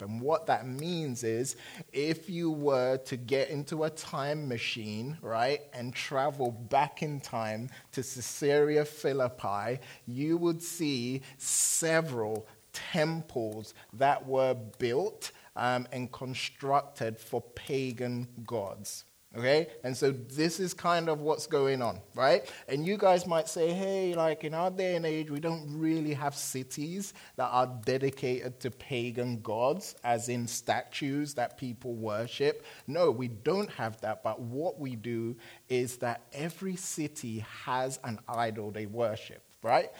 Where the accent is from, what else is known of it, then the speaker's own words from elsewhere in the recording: London, United Kingdom; moved away; I'm from London.